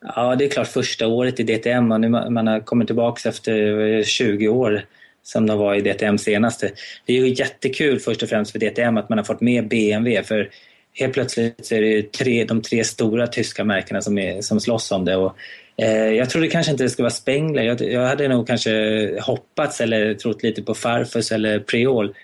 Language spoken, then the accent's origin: Swedish; Sweden; hemma i Sverige